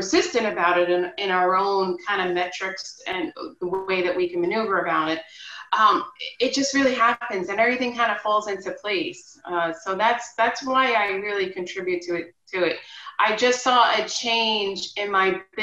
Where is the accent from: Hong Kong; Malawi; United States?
United States; Long Island, New York; I'm born and raised on Long Island in New York